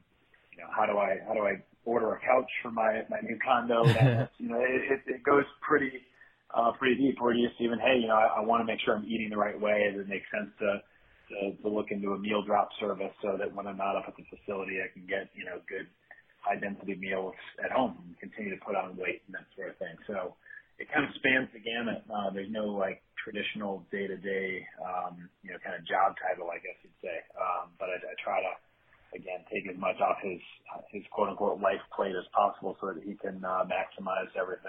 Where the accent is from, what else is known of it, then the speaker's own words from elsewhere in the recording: Grand Rapids, Michigan, United States; also born or lived in Detroit; Yeah, I grew up in Grand Rapids, Michigan on the west side, but spent several years in Detroit after grad school.